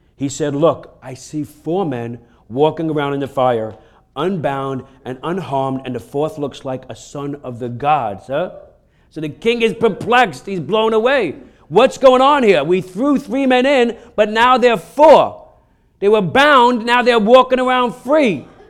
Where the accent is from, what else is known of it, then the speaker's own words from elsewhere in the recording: New York, United States; I'm from New York